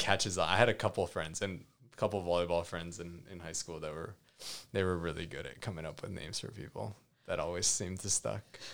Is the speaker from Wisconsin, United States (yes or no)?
no; Hawaii, United States; moved away; growing up in Hawaii